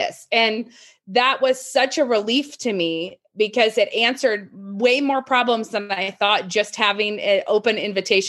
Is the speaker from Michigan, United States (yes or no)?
no; Moscow, Idaho, United States; I live in Moscow, Idaho. I was born in Moscow, Idaho. And I think I probably live the furthest I've ever lived away from where I was born right now, which is like 5 miles away from where I was born